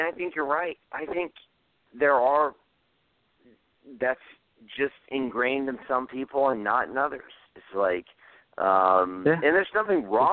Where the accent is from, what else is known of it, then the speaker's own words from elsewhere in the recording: Georgia, United States; I'm from Georgia